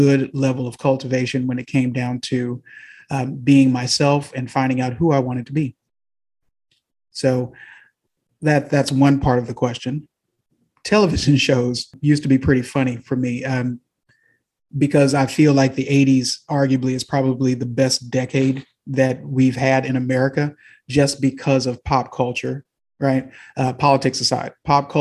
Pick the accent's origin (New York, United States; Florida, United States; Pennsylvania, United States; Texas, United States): Texas, United States; Houston; also born or lived in Hong Kong / Stansted, United Kingdom; I'm from the South, born in Houston, Texas, primarily raised here as well